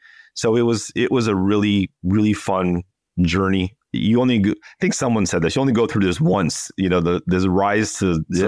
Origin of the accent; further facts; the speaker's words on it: California, United States; I grew up about 10 minutes from the original In-N-Out store in Baldwin Park.